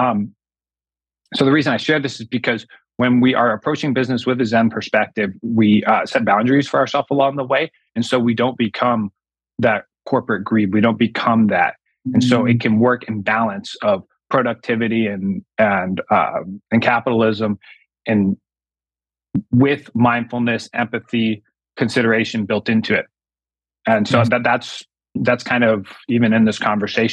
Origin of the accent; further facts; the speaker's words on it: United States; I'm all American as they come.